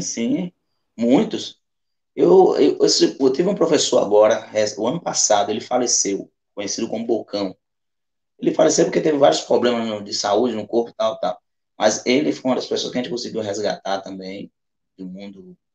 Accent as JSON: {"language": "Portuguese", "town": "Alagoinhas", "region": "Bahia", "country": "Brazil", "tie": "born or raised there", "said": "onde eu nasci? que é aqui no bairro do Mangalô, na Baixa do Corte, no Mangalô em si"}